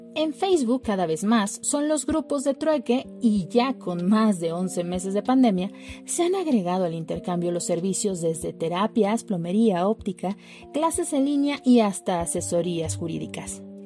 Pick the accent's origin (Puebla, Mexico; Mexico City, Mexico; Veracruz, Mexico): Mexico City, Mexico; nuestra ciudad chilanga